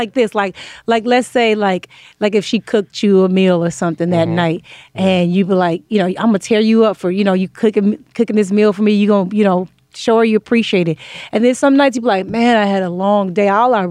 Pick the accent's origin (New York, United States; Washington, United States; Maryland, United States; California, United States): California, United States; Inglewood; also born or lived in Pomona; Inglewood, California.